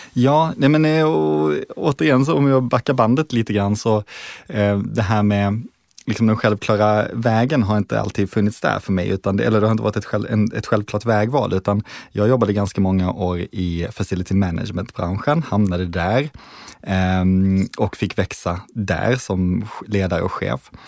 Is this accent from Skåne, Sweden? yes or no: yes; Malmö, Skåne, Sweden; jag kommer från Malmö, född och uppvuxen där.